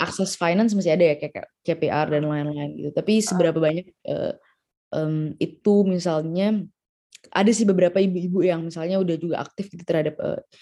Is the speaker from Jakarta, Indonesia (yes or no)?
yes; Jakarta, Indonesia; aku ya sebagai orang Jakarta